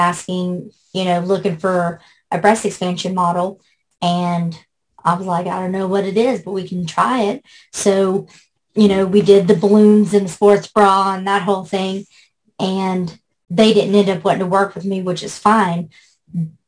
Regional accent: West Virginia, United States; born or raised there; also born or lived in Shreveport, Louisiana

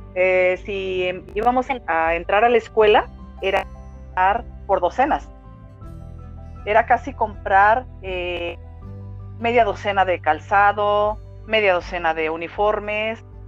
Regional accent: Guadalajara, Jalisco, Mexico; Nací aquí en Guadalajara, Jalisco

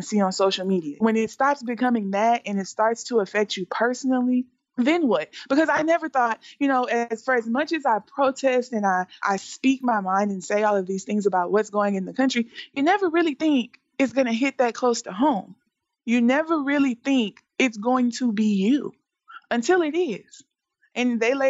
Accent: Texas, United States; now in Las Vegas, United States; I'm from Texas

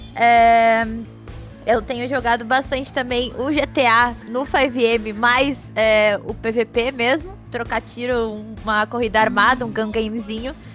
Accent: Rio Grande do Sul, Brazil; eu sou gaúcha também

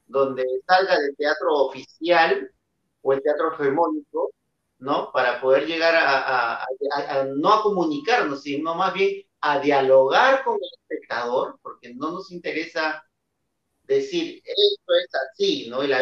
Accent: Peru; en mi país, ¿no? que es un país donde el teatro en sí, en per se, eh, ya tiene una postura muy social, ¿no?

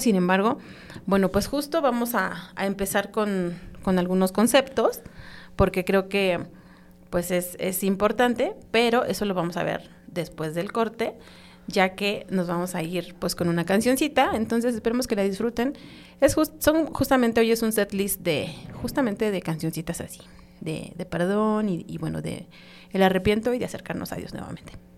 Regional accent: Mexico

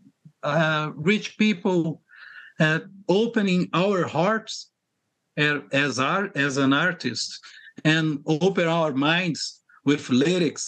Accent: Rio de Janeiro, Brazil; I'm from Rio de Janeiro, Brazil, okay. Originally

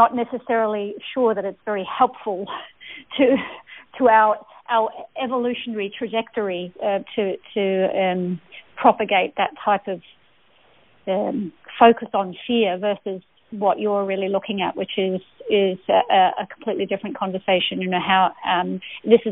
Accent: Australia; as an Australian

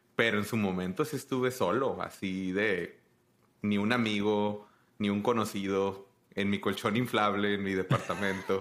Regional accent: Tijuana, Baja California, Mexico; moved away as an adult; now in United States; yo soy de Tijuana, que es la frontera arriba

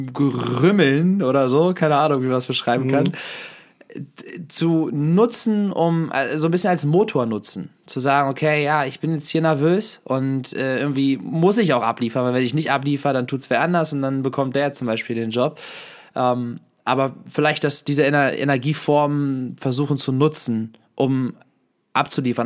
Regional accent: Hanover, Lower Saxony, Germany; moved away; vorher habe ich ja noch in Hannover gelebt, oder jetzt, wenn ich zu Besuch bin, gehen wir am Benter Berg, das ist also ein Berg in der Nähe, wo, wo ich aufgewachsen bin

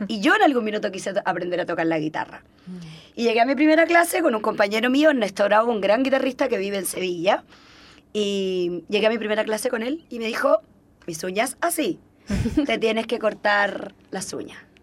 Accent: Cuba; moved away; yo soy cubana

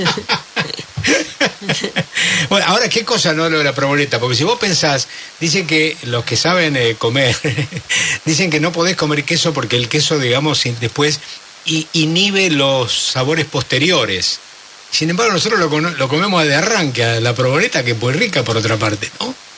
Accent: Argentina; Nosotros los argentinos

